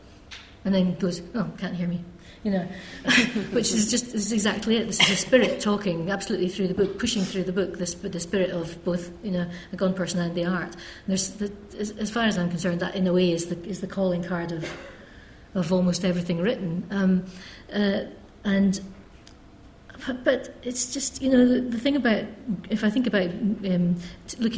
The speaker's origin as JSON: {"language": "English", "region": "Scotland", "country": "United Kingdom", "also_born_or_lived": "Cambridge", "said": "I'm Scots. I'm from Scotland"}